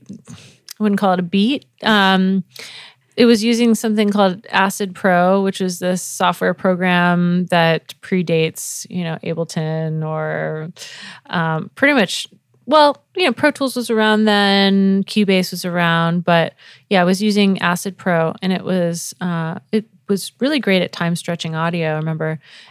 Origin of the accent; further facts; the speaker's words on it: New England, United States; also born or lived in Florida; So I was born in Florida, but I was a Navy brat, so I moved all around the U.S., but mostly grew up in New England, so Connecticut and Rhode Island, and moved back to Florida, went to college there